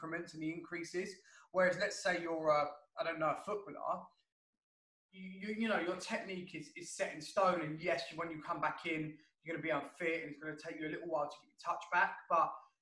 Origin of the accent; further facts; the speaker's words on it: London, United Kingdom; a London boy like me